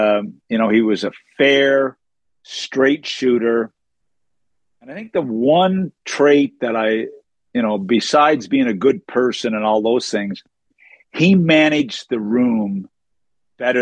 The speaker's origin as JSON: {"language": "English", "town": "Summerside", "region": "Prince Edward Island", "country": "Canada", "tie": "born or raised there", "moved": "as an adult", "said": "I end up back in my hometown teaching high school"}